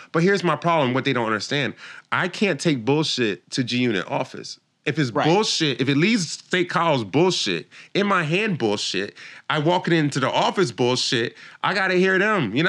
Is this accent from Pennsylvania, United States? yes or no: yes; Philadelphia, Pennsylvania, United States; I'm from Philly. I'm like from the heart of where all you hear is all day. Like, that's the part of Philly I'm from.